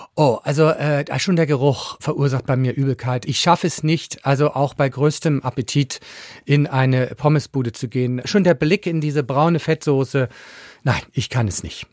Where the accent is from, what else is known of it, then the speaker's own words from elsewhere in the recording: Schleswig-Holstein, Germany; Ich bin ja Holsteiner